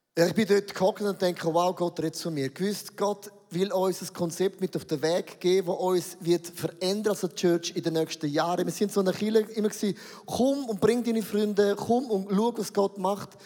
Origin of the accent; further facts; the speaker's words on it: Switzerland; für uns als Schweizer